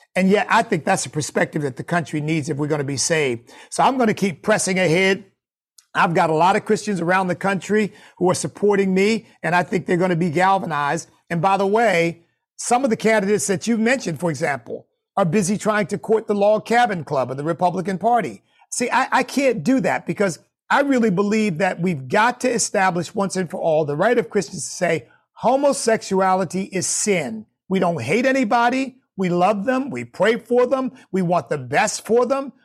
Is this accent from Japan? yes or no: no; United States; as an American of African ancestry